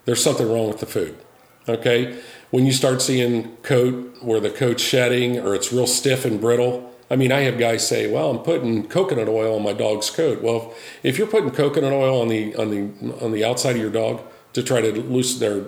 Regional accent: Midwest, United States; I'm from the Midwest

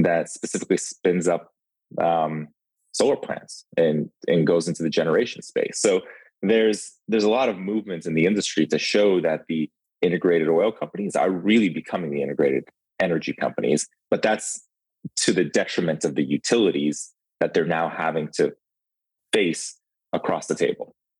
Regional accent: Ukraine; accent: thick accent; now in United States; I'm from the Ukraine. We moved to the country when in 91, 1991.

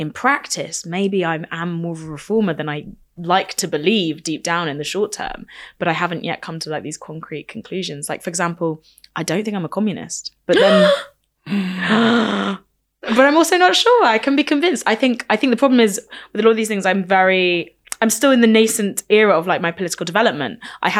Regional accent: United Kingdom; As a Welsh border person

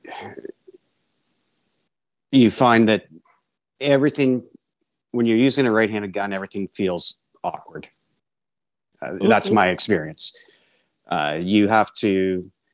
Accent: between Stratford and St. Mary's, Ontario, Canada; I'm from not too far from Josh and Amanda. I'm just outside of between Stratford and St. Mary's

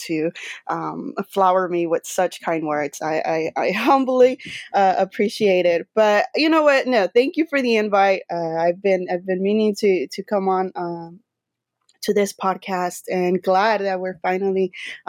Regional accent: East Los Angeles, California, United States; I'm born and raised in East LA, California, here in the U.S.

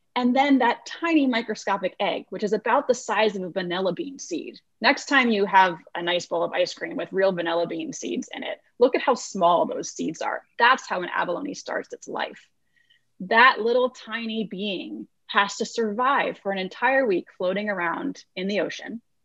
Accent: Iowa, United States; moved away as an adult; also born or lived in California; I grew up in Iowa, about as far from the ocean as one can get in the United States of America

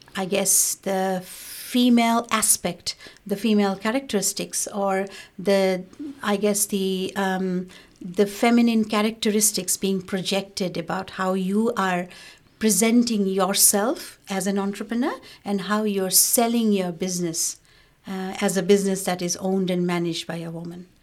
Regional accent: Bangladesh; now in Australia; I was from Bangladesh

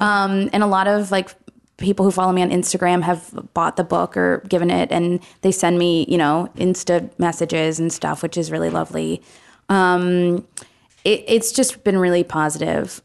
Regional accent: Ann Arbor, Michigan, United States; I'm from Ann Arbor, Michigan

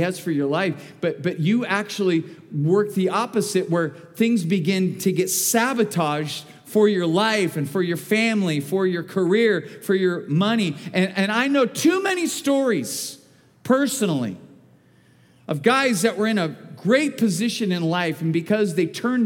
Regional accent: Bakersfield, California, United States; I was born and raised in Bakersfield.

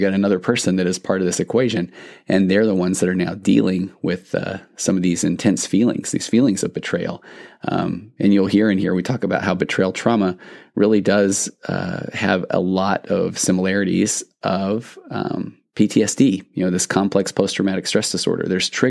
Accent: Highland, Utah, United States; Highland? So I grew up there.

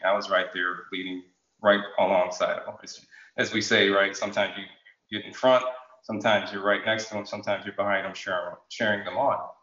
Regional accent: Bloomfield, Connecticut, United States; also born or lived in Jamaica / Hartford, Connecticut; I grew up in in the Bloomfield, Connecticut area.

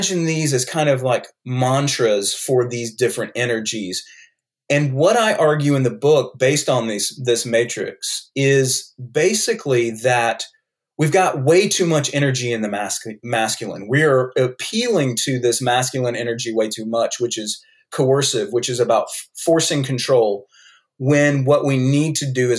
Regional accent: North Carolina, United States; accent: North Carolina; I have a North Carolina accent

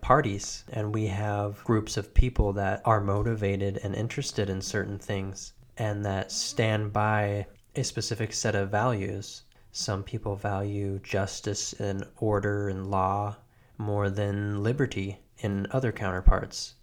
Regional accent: United States; I am an American.

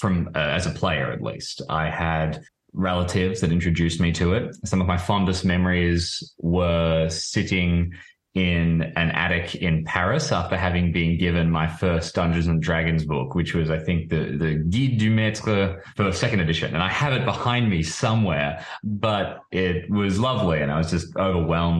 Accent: Melbourne, Victoria, Australia; I'm from Melbourne, Australia

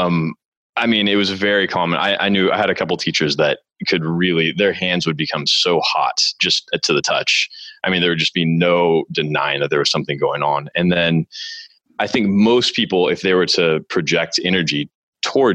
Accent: Northern California, United States; I'm born and raised in Northern California

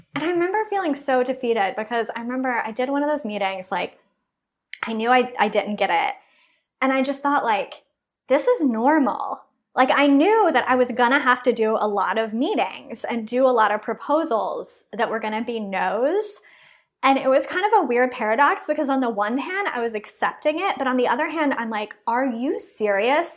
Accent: Texas, United States; moved away; also born or lived in Chicago / Los Angeles; I'm originally from Texas

